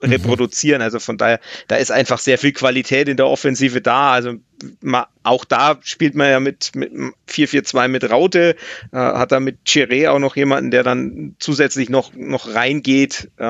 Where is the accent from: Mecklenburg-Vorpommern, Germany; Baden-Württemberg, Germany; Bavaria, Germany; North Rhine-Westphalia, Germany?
Bavaria, Germany; Nuremberg; da blutet mir natürlich als Nürnberger jetzt das Herz, wenn man sieht, wie viele Ex-Nürnberger da spielen